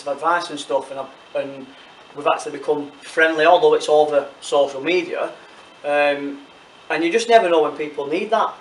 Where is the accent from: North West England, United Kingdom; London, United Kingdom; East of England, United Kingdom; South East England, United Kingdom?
North West England, United Kingdom; Leigh; I'm from Lee, Lancashire, sunny Lee. Small mining town, granddad was a miner.